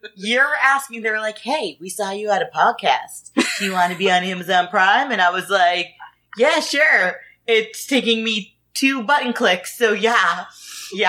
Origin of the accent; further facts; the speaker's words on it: Boston, Massachusetts, United States; we're from Boston.